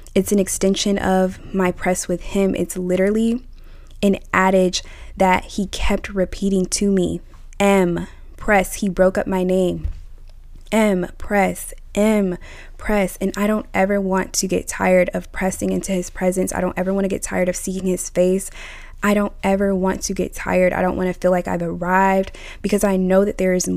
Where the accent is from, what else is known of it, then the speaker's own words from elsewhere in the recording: United States; I'm of American origin